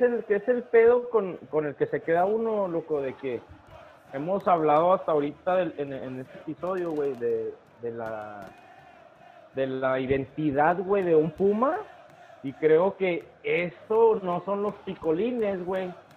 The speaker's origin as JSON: {"language": "Spanish", "country": "Mexico", "said": "la cultura como mexicanos que tenemos"}